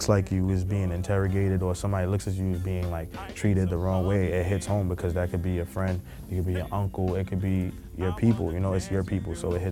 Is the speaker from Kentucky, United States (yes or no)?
no; New York City, New York, United States; also born or lived in Guyana (parents); I came up in Brooklyn. I was born in Flatbush on Ocean, and I moved to Brownsville, and I've lived in Bed-Stuy